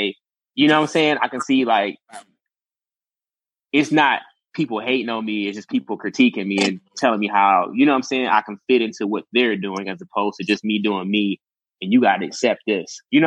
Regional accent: Detroit, Michigan, United States; I'm still from Detroit. I'm still, you know, I'm still from Detroit

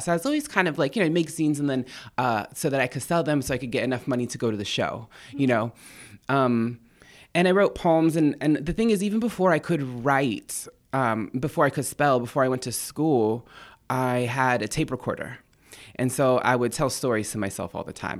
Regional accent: an Indian reservation east of San Diego, California, United States; I'm from an Indian reservation. It's, um, east of San Diego, about forty miles east of San Diego, in the cut. There's nothing there.

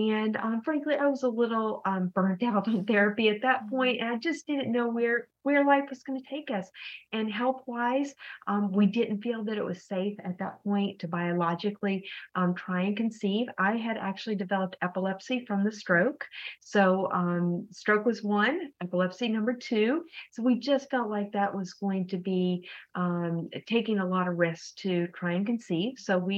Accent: Texas, United States; also born or lived in East Coast / Oklahoma; now in Minnesota, United States; I'm from the East Coast, but also ended up in Texas for high school and college. So I really say I'm from Texas because that's the state I lived in the longest for my period of my whole life.

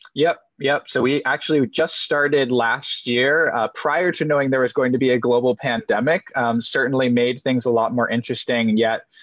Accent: Maryland, United States; also born or lived in Denmark; I moved to the US when I was about two years old, moved to what I would loosely describe as like a hippie commune down in Maryland. Um, and so grew up in this environment

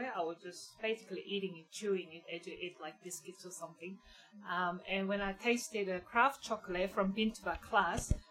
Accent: Daegu, South Korea; now in Geelong, Australia; I was growing up in South Korea, Daegu, which is southern part of Korea.

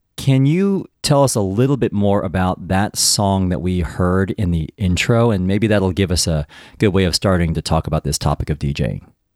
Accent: United States; I'm Taiwanese, but I was born in the United States

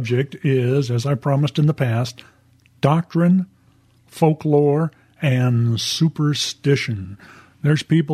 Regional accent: Southern California, United States; I was raised with that in Southern California as a kid

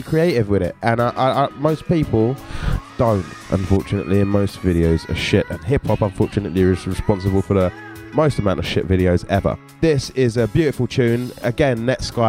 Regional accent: London, United Kingdom; growing up in Catford

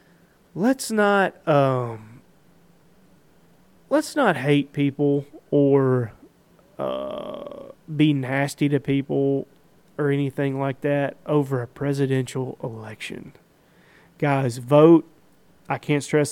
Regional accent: United States; I'm an American

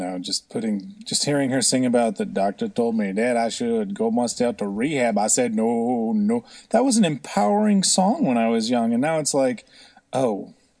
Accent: California, Seattle, West Coast, United States; I guess I'm a little older, and I grew up in California, Seattle, those areas

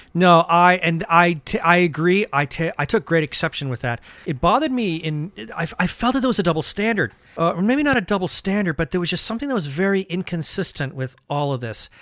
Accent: suburb of San Francisco, California, United States; I was growing up in California and I was growing up in a suburb of San Francisco

